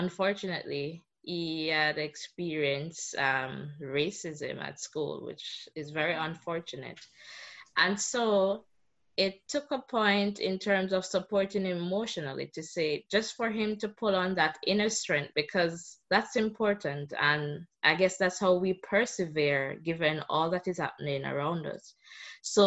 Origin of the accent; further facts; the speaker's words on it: Jamaica; I am from Jamaica